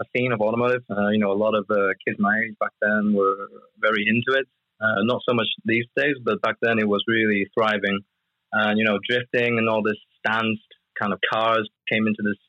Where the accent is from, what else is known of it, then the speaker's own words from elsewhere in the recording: United Kingdom; I grew up in the UK. I was born in the UK